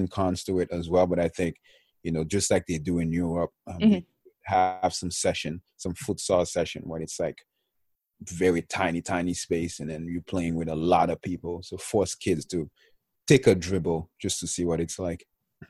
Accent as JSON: {"language": "English", "country": "Haiti", "tie": "born or raised there", "moved": "yes", "lives_now": "United States", "said": "I'm not from the U.S., I'm from Haiti, and the way we grew up playing soccer"}